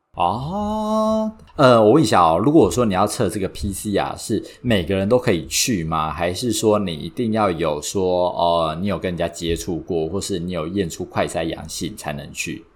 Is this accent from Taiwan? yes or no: yes; Taiwan; 我是土生土长没离开过亚洲，超local的